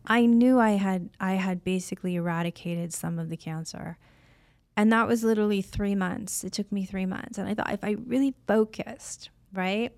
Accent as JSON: {"language": "English", "region": "Illinois", "country": "United States", "tie": "born or raised there", "also_born_or_lived": "Florida", "moved": "as an adult", "lives_now": "California, United States", "said": "I was raised on a really small corn farm in Illinois"}